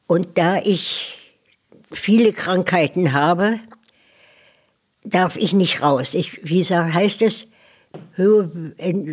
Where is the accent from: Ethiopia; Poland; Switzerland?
Poland; West Prussia; moved away as an adult; now in Germany; Die Bombennacht der letzten Jahr, äh, im Januar 1945 bin ich ja aus Westpreußen gekommen. Da habe ich hier noch die Bombennächte erlebt